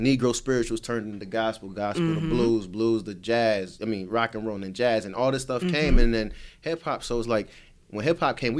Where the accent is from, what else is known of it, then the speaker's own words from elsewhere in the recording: Jamaica; He's Trini and Bayesian, I'm Jamaican, you know what I mean?